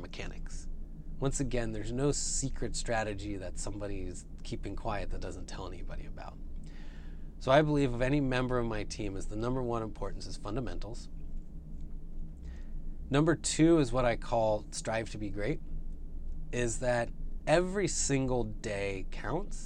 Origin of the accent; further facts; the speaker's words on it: the Bay Area, California, United States; I grew up in the Bay Area.